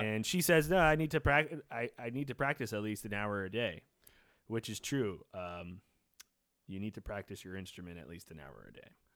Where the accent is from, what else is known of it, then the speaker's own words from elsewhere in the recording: New York City, New York, United States; I grew up in New York City